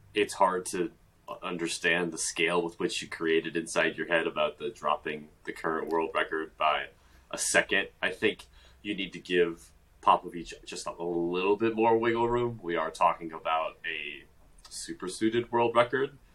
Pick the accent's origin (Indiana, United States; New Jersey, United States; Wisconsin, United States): Wisconsin, United States; Brown Deer; born or raised there